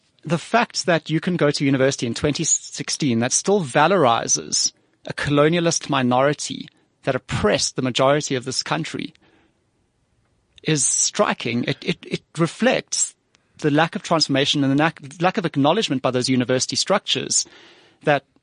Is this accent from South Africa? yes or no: yes; Johannesburg, Gauteng, South Africa; also born or lived in Cape Town; I grew up in Joburg